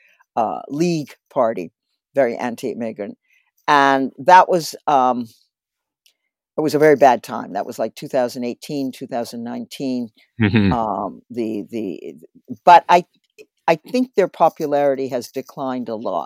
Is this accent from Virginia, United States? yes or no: no; Cambridge, Massachusetts, United States; my hometown, which is Cambridge, Massachusetts